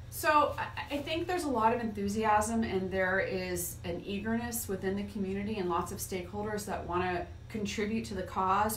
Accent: Martin County, Florida, United States; I grew up in Martin County and it was pretty rural

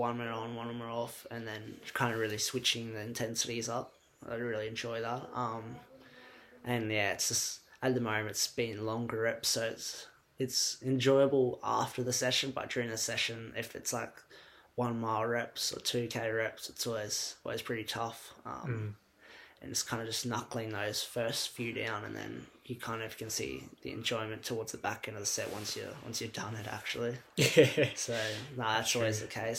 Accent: Cairns, Queensland, Australia; moved away as an adult; now in Melbourne, Australia; growing up in Cairns

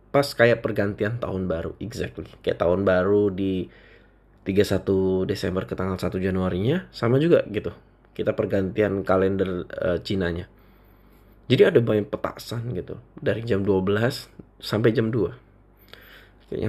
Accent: Indonesia; Jadi setiap kali mereka nanya aku, uh, lu orang mana gitu, aku selalu jawab mereka, aku orang Indonesia.

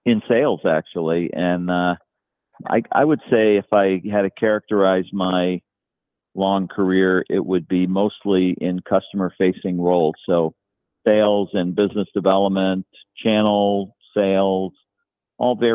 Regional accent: Connecticut, United States; moved away as an adult; also born or lived in Boston; now in Scituate, United States; I grew up in Connecticut, actually. I'm from Connecticut, and I went to school down there.

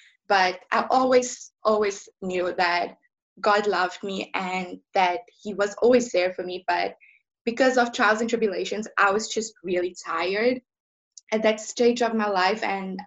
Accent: George, Western Cape, South Africa; I am from Lavalia, George.

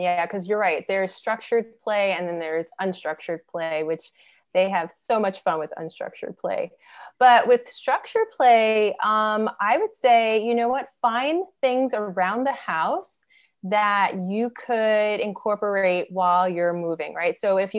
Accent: New York City, New York, United States; So I'm from Brooklyn, New York

